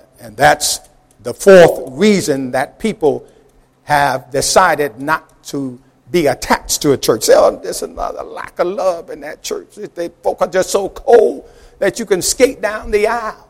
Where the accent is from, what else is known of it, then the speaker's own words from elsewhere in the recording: New York, United States; as a youngster growing up in New York